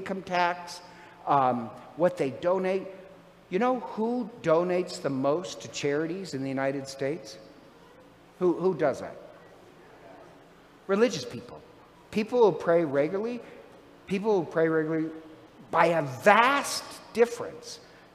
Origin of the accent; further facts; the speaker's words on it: Ireland; I'm Irish